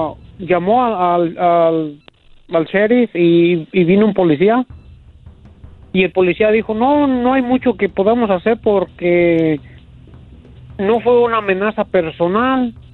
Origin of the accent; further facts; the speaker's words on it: La Piedad, Michoacán, Mexico; Yo, yo soy de La Piedad, Michoacán.